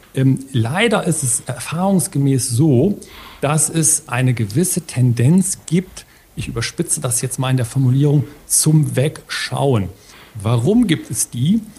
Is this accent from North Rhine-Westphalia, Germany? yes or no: yes; Ruhr area, North Rhine-Westphalia, Germany; bei uns im Ruhrgebiet